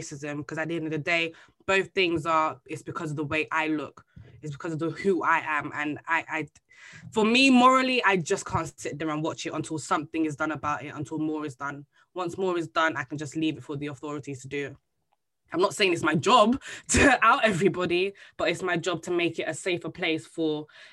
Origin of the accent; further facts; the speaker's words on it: Bexleyheath, London, United Kingdom; I'm growing up in Bexley Heath in my secondary school.